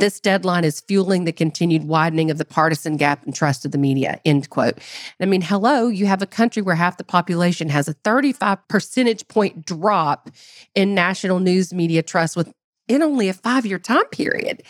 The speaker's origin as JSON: {"language": "English", "country": "United States", "said": "as an American"}